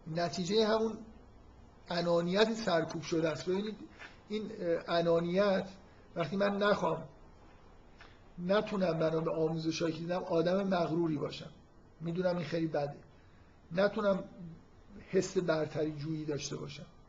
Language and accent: Persian; Iran; در ایران که ما متولد شدیم